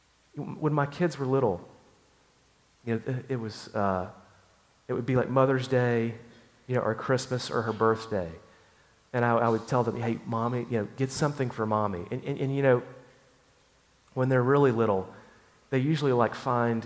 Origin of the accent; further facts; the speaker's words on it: Chattanooga, Tennessee, United States; moved away; My hometown is a place called Chattanooga, Tennessee